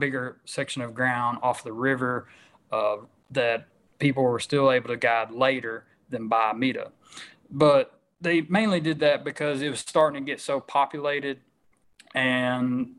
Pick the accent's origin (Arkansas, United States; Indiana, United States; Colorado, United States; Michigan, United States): Arkansas, United States; Stuttgart; born or raised there